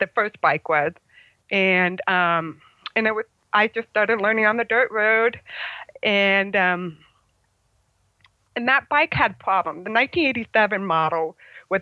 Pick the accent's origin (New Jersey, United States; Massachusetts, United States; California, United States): California, United States; Oak Hills; I'm from Oak Hills, California